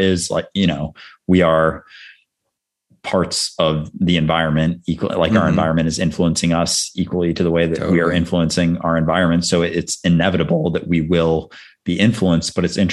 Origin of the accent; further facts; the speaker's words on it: Midwest, United States; I'm also from the Midwest